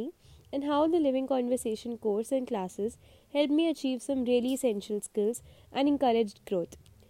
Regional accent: Ludhiana, Punjab, India; I'm from Ludhiana, Punjab

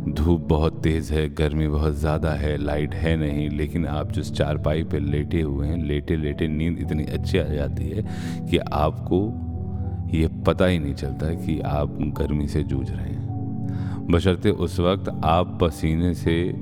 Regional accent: Varanasi, Uttar Pradesh, India; accent: Banarasi; moved away; हमारी जुबान बनारस की जुबान है

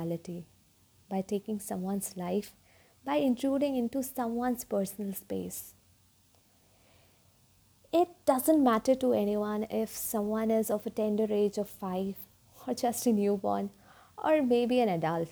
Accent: North India, India; I hail from North India.

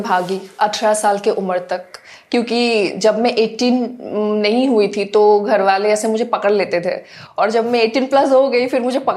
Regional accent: Assam, India; first language Assamese; Hindi is a second language; now in Mumbai, India; मेरी mother tongue जो है हाँ, हाँ। वो एसमिस है अच्छा। तो इसलिए हिंदी बोलने में कभी कभी ऐसा फनी लग जाता है बट हाँ। सीख रही हूँ अभी भी

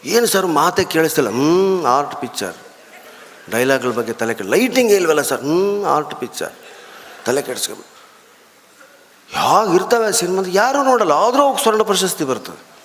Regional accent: North Karnataka, India; now in Bangalore, India; ಬೆಂಗಳೂರು ಅರ್ಧ ನಮ್ಮ ಉತ್ತರ ಕರ್ನಾಟಕನೇ ನಾವಿರೋ ಏರಿಯಾ ಅಂತೂ ಬರೀ ಉತ್ತರ ಕರ್ನಾಟಕದವರೇ

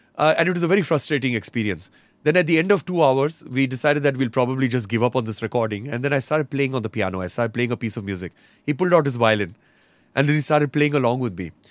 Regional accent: Roanoke Rapids, North Carolina, United States; first language English; now in India; when I grew up in North Carolina, so in Roanoke Rapids, we lived in the middle of nowhere

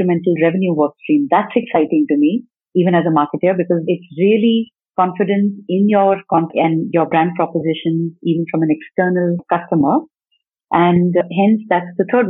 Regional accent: Delhi, India; also born or lived in Mumbai / Chennai; back to home ground, Delhi and NCR

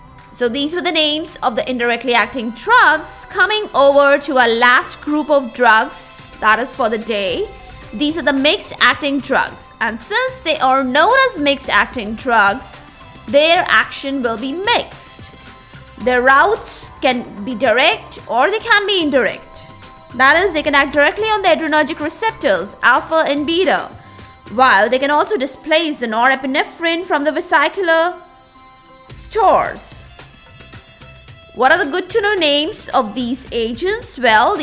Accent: India; my own country, my home country, that is India.

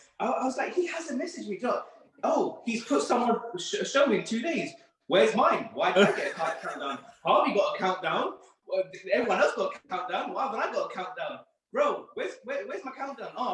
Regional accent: London, United Kingdom; I grew up in Northwest London

